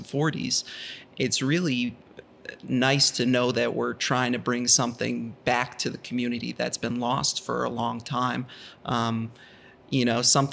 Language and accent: English; Boston, Massachusetts, United States; I grew up, most of my time was spent in actual Boston